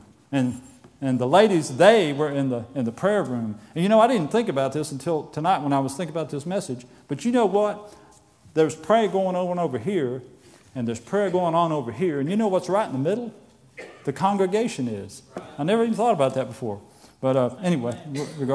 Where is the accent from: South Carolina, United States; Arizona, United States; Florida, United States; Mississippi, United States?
Florida, United States; I grew up in Florida, and I had a pastor